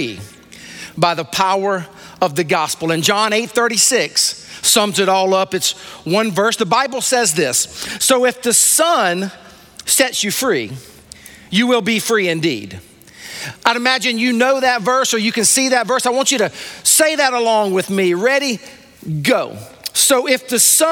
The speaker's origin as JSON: {"language": "English", "town": "Sumter", "region": "South Carolina", "country": "United States", "tie": "born or raised there", "said": "I was raised in Sumter, South Carolina."}